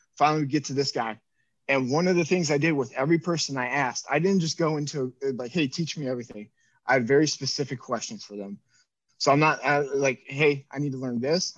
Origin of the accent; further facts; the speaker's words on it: Cleveland, Ohio, United States; We grew up in Cleveland